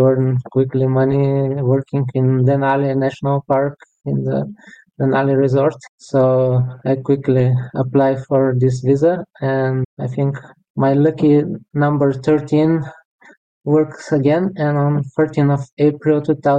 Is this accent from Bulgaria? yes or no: yes; Bulgaria; moved away as an adult; now in Lithuania; I was born in Bulgaria in 1985, so now it's almost 38 years, and 16 of them I spent in Lithuania, but first 21 I spent in Bulgaria.